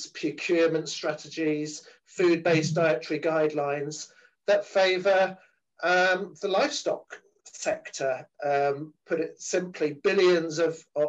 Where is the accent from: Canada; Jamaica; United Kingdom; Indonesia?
United Kingdom; I come from Europe. We've just got out of Europe in terms of Brexit.